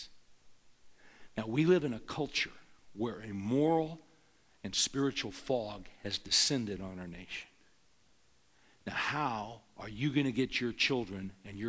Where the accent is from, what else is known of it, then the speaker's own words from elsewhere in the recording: Bakersfield, California, United States; I grew up in the San Joaquin Valley of California, Bakersfield